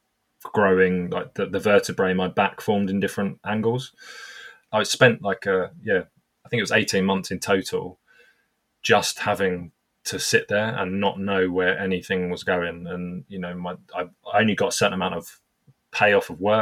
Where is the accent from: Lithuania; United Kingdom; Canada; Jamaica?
United Kingdom; I'm obviously British.